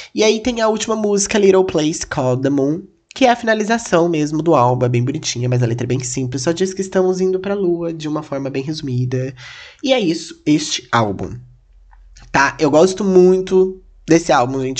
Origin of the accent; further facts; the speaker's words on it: Castilândia, Mato Grosso do Sul, Brazil; moved away; eu sou de uma cidadezinha, gente, que chama Castlândia